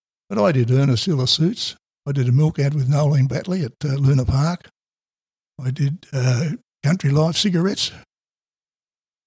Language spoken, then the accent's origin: English; Sydney, New South Wales, Australia; I came from Darling Point. We lived at Darling Point, which is a posh area or anything